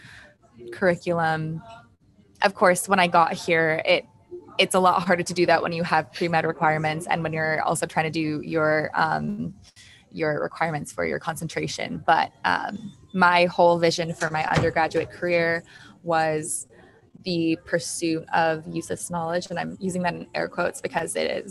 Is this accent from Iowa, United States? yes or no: no; Los Angeles, California, United States; moved away as an adult; now in Providence, United States; I am from Los Angeles.